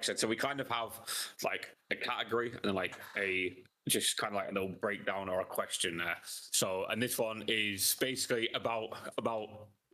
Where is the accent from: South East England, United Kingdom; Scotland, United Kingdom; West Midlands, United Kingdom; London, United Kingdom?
London, United Kingdom; born or raised there